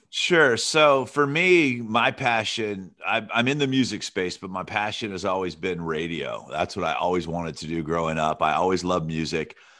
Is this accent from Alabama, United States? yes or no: yes; Alabama, United States; moved away; also born or lived in Santa Barbara, California; I grew up in Alabama